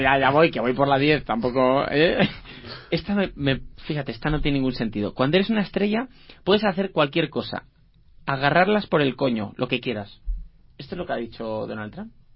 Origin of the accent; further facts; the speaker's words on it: Asturias, Spain; soy asturiano